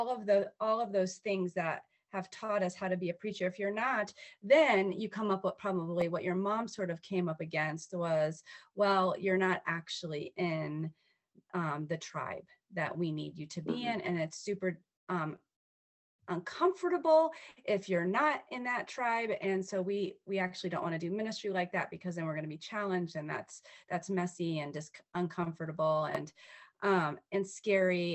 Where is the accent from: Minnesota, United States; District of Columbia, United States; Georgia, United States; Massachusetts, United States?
District of Columbia, United States; Washington; I'm from the Washington, D.C. metro area. I was born and raised.